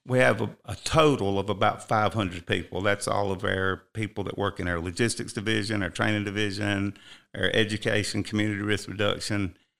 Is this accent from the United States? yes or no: yes; Rock Hill, South Carolina, United States; moved away as an adult; now in Cherokee County, United States; I was born and raised in Rock Hill, South Carolina.